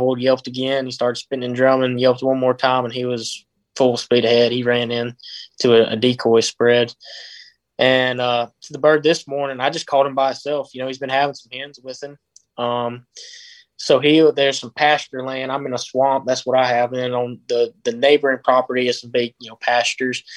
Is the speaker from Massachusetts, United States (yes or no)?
no; Choctaw County, Mississippi, United States; I'm from Choctaw